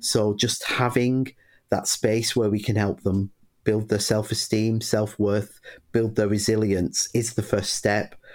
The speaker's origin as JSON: {"language": "English", "town": "Bury", "region": "North West England", "country": "United Kingdom", "tie": "born or raised there", "said": "I grew up in a little northern town called Bury in Lancashire"}